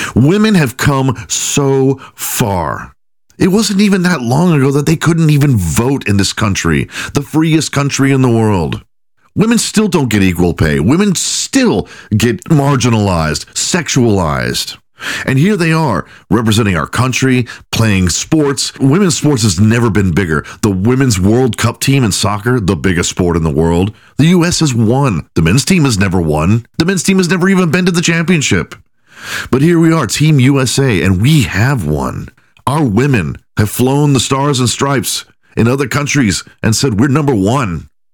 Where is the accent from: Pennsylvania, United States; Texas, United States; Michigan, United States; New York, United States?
Texas, United States; Houston; when I was growing up in Houston, Texas